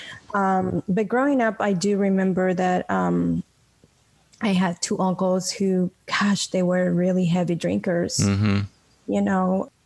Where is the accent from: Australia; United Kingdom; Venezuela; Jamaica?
Venezuela; moved away as an adult; now in United States; I was born in Venezuela